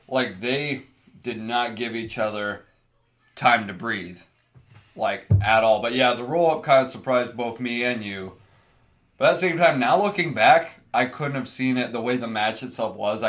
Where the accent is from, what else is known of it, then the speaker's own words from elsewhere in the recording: Sheffield, Pennsylvania, United States; I'm from Sheffield